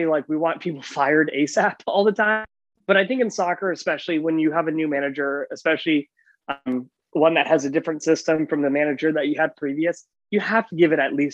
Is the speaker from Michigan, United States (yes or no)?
no; Colorado, United States; now in Los Angeles, United States; I was born and raised in Colorado